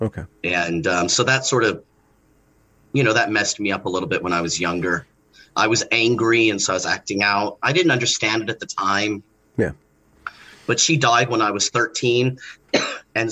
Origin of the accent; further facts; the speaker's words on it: Los Angeles, California, United States; I grew up in Los Angeles